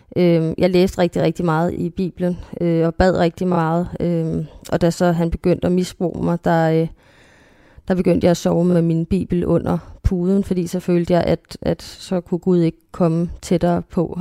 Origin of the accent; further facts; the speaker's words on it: North Zealand, Capital Region of Denmark, Denmark; jeg gik på en kristen skole. Øhm, også i Nordsjælland